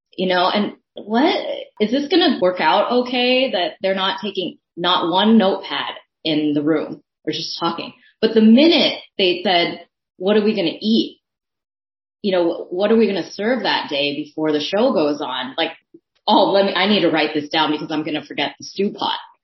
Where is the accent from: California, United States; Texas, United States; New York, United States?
California, United States; San Francisco; first language Thai; English is a second language; also born or lived in Daly City; it was in my hometown